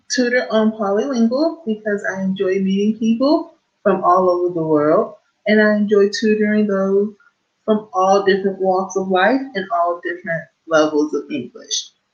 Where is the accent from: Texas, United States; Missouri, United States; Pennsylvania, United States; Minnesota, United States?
Texas, United States; Houston; I am from Houston, Texas